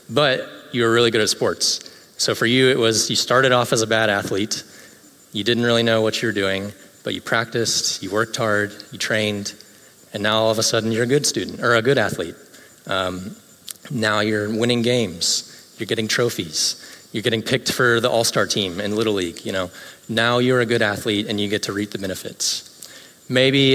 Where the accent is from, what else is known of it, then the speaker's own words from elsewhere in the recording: Greenville, South Carolina, United States; now in Orlando, United States; In my hometown of Greenville, South Carolina